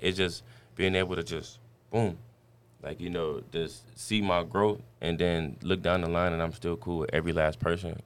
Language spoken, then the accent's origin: English; Dayton, Ohio, United States; moved away as an adult; also born or lived in Virginia; I'm from Dayton, Ohio